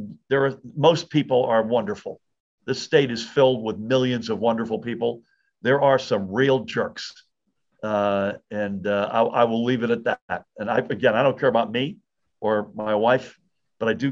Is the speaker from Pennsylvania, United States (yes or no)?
no; Massachusetts, United States; also born or lived in outside of Boston; now in New Jersey, United States; I was born and grew up in Massachusetts